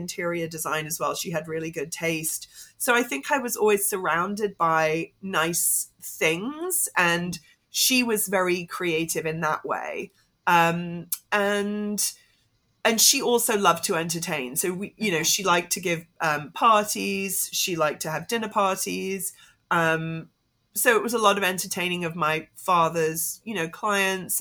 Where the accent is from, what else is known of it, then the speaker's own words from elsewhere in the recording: Hong Kong; I grew up in Hong Kong.